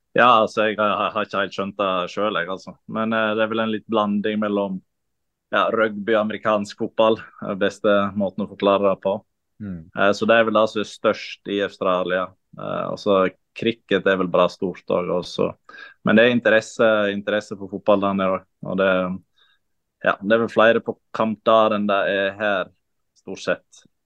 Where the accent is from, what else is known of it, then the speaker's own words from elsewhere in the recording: Kaupanger, Vestland, Norway; also born or lived in Sogndal; Jeg er fra Kaupanger, som er ti minutter fra uh, ja. Sogndal.